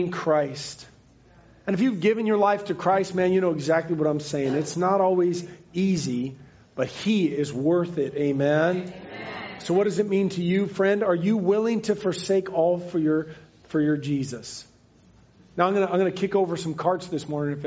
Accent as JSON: {"language": "English", "country": "United States", "said": "I love America and I love being American"}